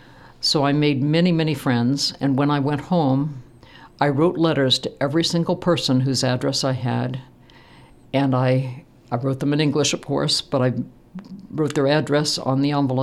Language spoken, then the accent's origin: English; Midwest, United States; And of course, I am from the Midwest. We talked to everybody.